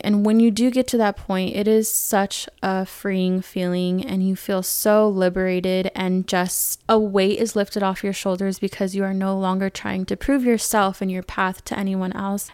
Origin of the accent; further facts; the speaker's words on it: California, United States; growing up in California, I was around a lot of diversity